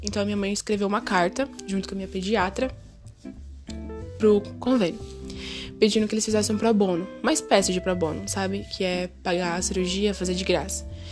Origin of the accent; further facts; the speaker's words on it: São Paulo, Brazil; nasci e sou criada em São Paulo